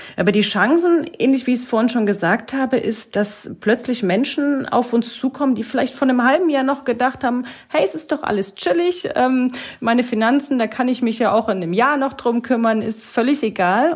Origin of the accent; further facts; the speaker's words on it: East Germany, Germany; now in Lauenau, Germany; ich bin eigentlich ein Ossi-Mädel und ich, ich, ich komme ich komm ursprünglich aus dem Osten